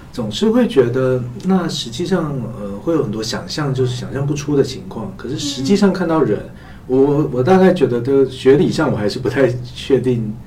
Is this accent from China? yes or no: yes; China; 我们中国人